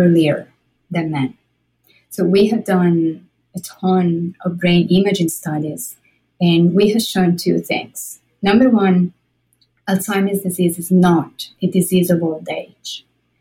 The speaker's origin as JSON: {"language": "English", "country": "Italy", "moved": "yes", "said": "I'm Italian. I'm from Italy."}